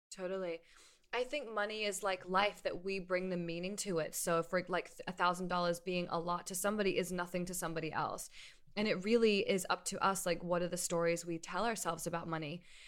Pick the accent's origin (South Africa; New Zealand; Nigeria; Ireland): New Zealand; also born or lived in New York, United States; now in Los Angeles, United States; I'm from New Zealand originally, and I moved to New York in two thousand eight, lived there for ten years, and then moved here to L A.